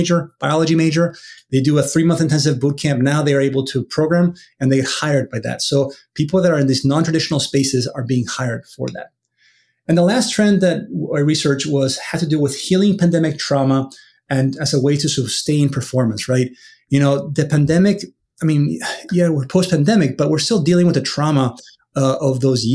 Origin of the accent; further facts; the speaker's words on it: Venezuela; now in United States; I'm from Venezuela originally, but I've been in the U.S. now for many, many, many years.